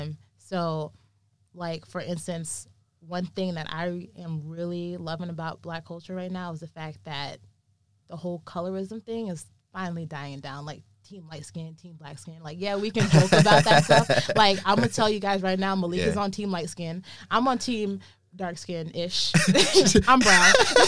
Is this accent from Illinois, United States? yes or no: yes; Wheaton, Illinois, United States; Like, me growing up in Wheaton, Illinois, I'm one of many few Black people in this town.